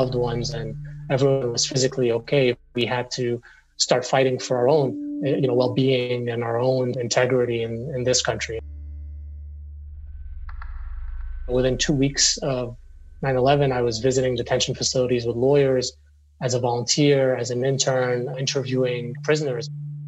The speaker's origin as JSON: {"language": "English", "country": "Syria", "also_born_or_lived": "Beirut, Lebanon / Middle East", "moved": "as an adult", "lives_now": "United States", "said": "You know, I'm Syrian. I was born in Beirut. I grew up mostly in the Middle East. I came to the United States for college"}